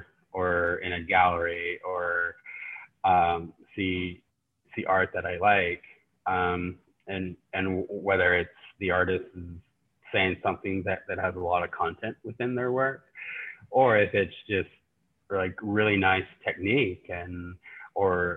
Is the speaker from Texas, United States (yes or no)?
no; New Mexico, United States; now in Norman, United States; I am Navajo, and I grew up in New Mexico, and I currently am residing in Norman, Oklahoma